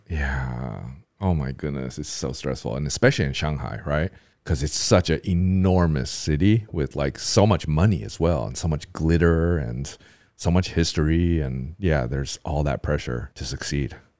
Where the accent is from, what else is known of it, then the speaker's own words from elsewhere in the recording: United States; now in Taiwan; I'm, I'm from America